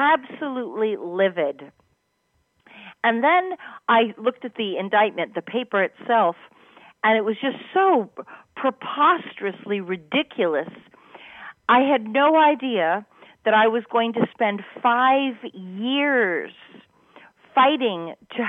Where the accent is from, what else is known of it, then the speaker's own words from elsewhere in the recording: Alaska, United States; I grew up in Alaska